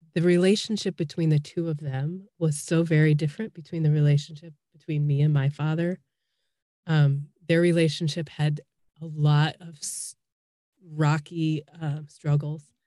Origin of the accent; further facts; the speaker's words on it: Chicago, Illinois, United States; moved away as an adult; now in Columbus, Indiana, United States; I'm originally from Chicago